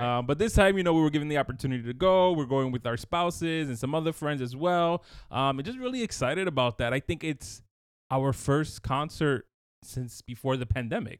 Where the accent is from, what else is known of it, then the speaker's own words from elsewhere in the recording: New York City, New York, United States; I grew up in Brooklyn, you know, going to a Latin church